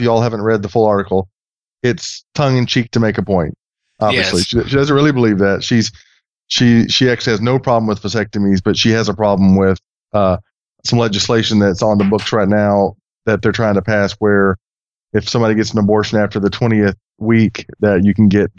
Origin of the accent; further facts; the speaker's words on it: Texas, United States; I'm from Texas, by the way.